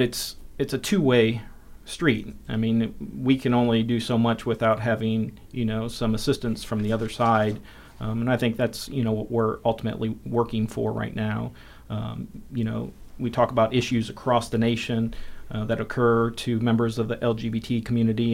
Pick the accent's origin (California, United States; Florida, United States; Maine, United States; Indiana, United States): Indiana, United States; South Bend; moved away as an adult; now in Bloomington, United States; I'm originally from South Bend. Uh, and, uh, moved down here for the job.